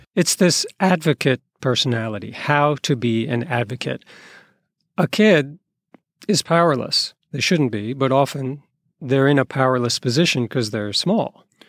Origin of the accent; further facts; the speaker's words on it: East Coast, United States; As a kid growing up on the East Coast in a white liberal community